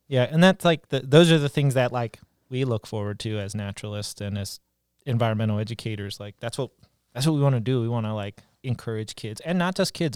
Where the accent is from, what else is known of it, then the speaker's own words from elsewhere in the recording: Eastern Panhandle, West Virginia, United States; I grew up in West Virginia, Eastern Panhandle.